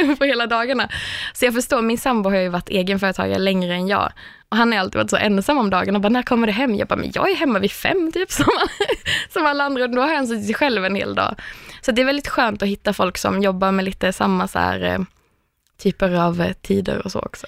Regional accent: Örkelljunga, Skåne, Sweden; moved away as an adult; now in Stockholm, Sweden; jag har flyttat från Örkelljunga där jag kommer från till Stockholm

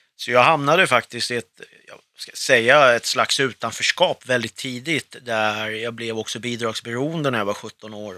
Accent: Stockholm, Stockholm County, Sweden; born or raised there; also born or lived in Beirut, Lebanon / Södertälje

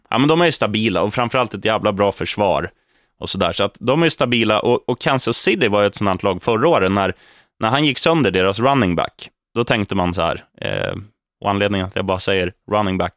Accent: Eskilstuna, Södermanland, Sweden; Är jag från South? Nej, jag är från Eskilstuna Öst.

